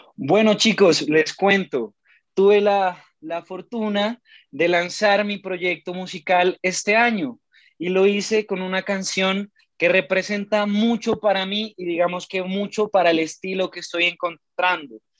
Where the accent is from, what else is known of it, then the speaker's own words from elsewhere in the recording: Pasto, Nariño, Colombia; Nací en la ciudad de Pasto, al sur de Colombia